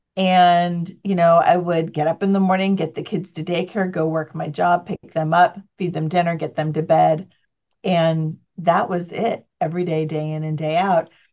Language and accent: English; San Jose, California, United States; I grew up in near Silicon Valley, California, San Jose area.